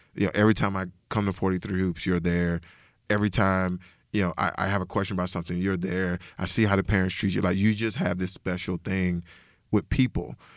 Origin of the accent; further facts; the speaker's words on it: Decatur, Georgia, United States; I'm originally from Decatur, Georgia, so which is about ten minutes outside of Atlanta.